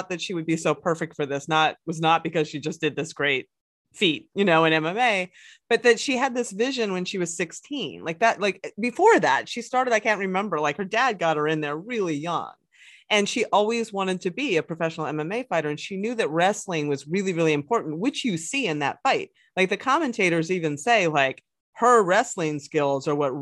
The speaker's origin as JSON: {"language": "English", "region": "Pennsylvania", "country": "United States", "tie": "born or raised there", "said": "I come from Pennsylvania, which is a big wrestling state"}